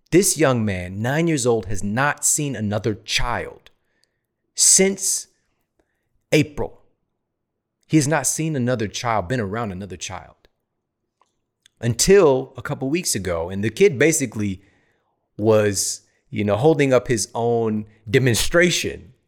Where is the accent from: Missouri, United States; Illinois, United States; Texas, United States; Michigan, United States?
Missouri, United States; St. Louis; moved away as an adult; now in California, United States; I'm from the Midwest. I'm from S T L.